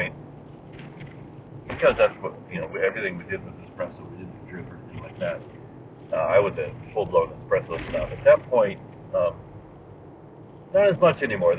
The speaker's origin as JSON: {"language": "English", "country": "United States", "moved": "as an adult", "lives_now": "Japan", "said": "My context is Japan, but I am from America, but I've lived in Japan for 22 years"}